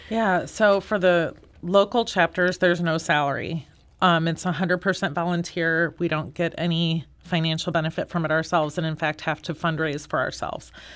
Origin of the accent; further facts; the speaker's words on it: St. Louis, Missouri, United States; I have been born and raised in Saint Louis.